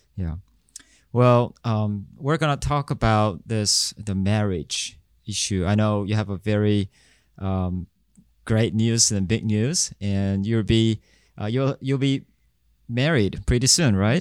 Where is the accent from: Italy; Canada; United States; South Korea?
South Korea; I'm from South Korea